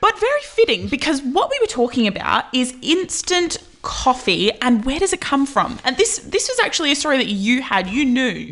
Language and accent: English; Australia; I'm Australian